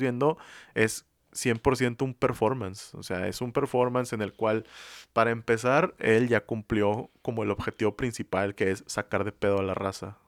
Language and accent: Spanish; San Nicolás de los Garza, Nuevo León, Mexico; Aquí en Monterrey, donde somos nosotros, específicamente de San Nicolás